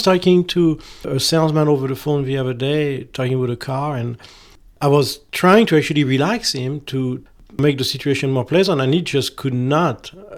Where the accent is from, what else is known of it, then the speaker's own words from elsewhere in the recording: France; I'm French